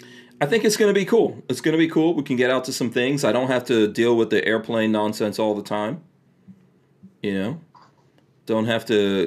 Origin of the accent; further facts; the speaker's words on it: New York, United States; moved away; I grew up in New York.